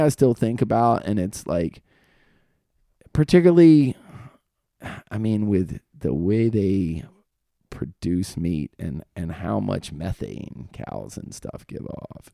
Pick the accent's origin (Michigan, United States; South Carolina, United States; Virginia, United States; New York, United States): Virginia, United States; also born or lived in Fort Meade, Maryland; I'm from Virginia